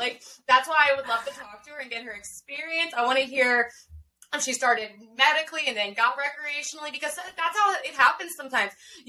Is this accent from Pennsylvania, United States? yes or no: yes; Pennsylvania, United States; here in my home state